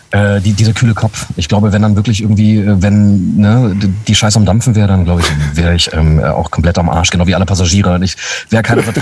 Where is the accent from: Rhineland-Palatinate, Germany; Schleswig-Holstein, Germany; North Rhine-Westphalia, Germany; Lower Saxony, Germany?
Lower Saxony, Germany; Braunschweig; born there; also born or lived in Frankfurt / Hamburg; now in Berlin, Germany; Ähm, bin mittlerweile seit fast zehn Jahren in Berlin, äh, gebürtiger Braunschweiger. Ähm, dann habe ich in Frankfurt Schauspiel studiert. Ähm, dann habe ich in Hamburg gelebt